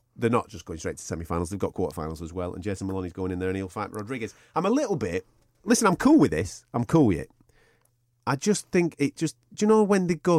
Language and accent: English; England, United Kingdom; There'll only be me in the stadium as an Englishman.